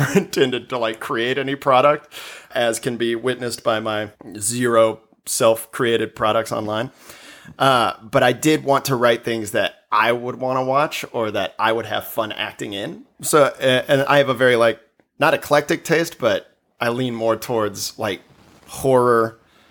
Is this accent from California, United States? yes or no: no; Colorado, United States; moved away as an adult; also born or lived in Texas; now in Los Angeles, United States; I grew up in Colorado and lived there